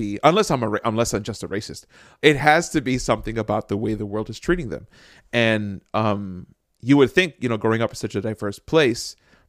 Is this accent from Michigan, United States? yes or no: no; Jersey City, New Jersey, United States; So I grew up in Jersey City.